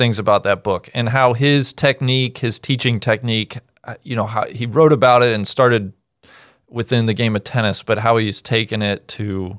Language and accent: English; Cincinnati, Ohio, United States; I grew up in Cincinnati, so I was very fortunate.